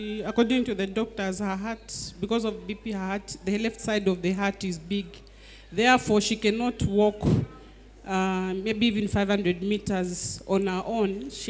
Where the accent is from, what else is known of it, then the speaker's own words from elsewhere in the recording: Zambia; We're coming from Zambia.